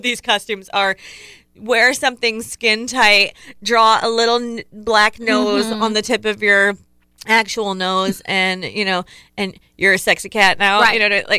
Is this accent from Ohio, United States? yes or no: yes; Ohio, United States; I grew up in Ohio. It's cold in Ohio.